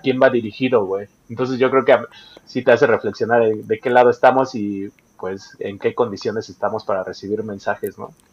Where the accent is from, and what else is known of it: Mexico